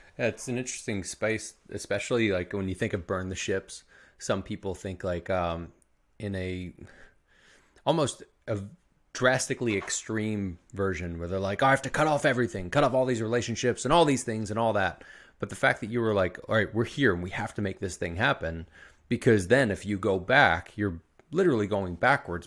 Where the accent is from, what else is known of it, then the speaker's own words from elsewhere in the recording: Philadelphia, Pennsylvania, United States; you're not from Philadelphia like I am.